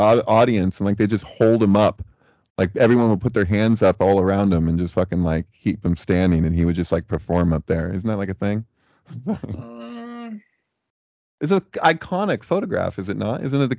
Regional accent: West Coast, United States; I'm from the West Coast

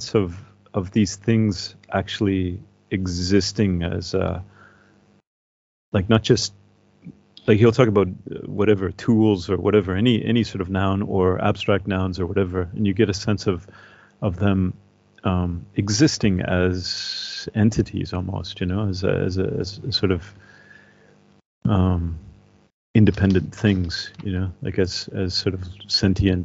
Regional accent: Northern Ontario, Canada; moved away; in my hometown back in Canada, there's massive used bookstore

